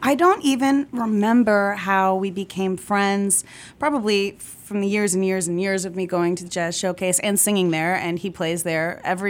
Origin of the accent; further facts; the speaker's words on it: Ohio, United States; I came from Ohio. I really didn't have any experience singing jazz until I moved to the city.